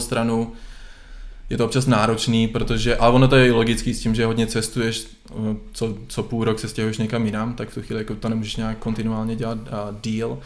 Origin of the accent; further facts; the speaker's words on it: Czechia; moved away as an adult; also born or lived in Netherlands; jsem hrdý na to, že jsem Čech